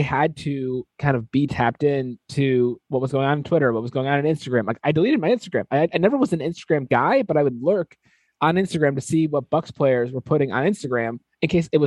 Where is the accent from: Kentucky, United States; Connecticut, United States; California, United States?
Connecticut, United States; moved away; I grew up in Connecticut, like, big college basketball state